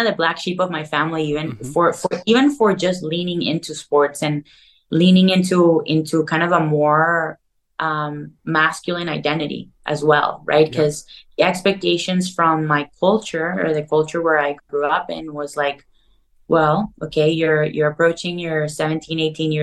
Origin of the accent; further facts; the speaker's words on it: Caracas, Capital District, Venezuela; moved away as an adult; now in Los Angeles, United States; I grew up in Caracas, Venezuela, South America.